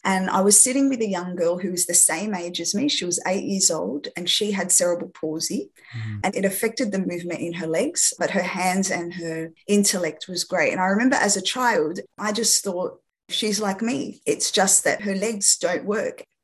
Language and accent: English; Australia; first language French; English is a second language; also born or lived in France; having had my parents, who are both Lebanese, migrate from Lebanon to France and then come to Australia when I was six years old